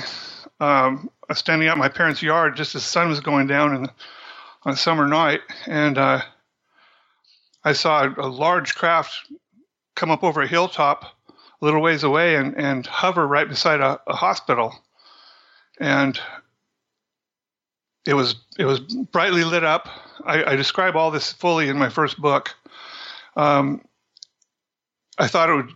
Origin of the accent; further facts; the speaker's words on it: Central Washington, United States; I grew up in Central Washington.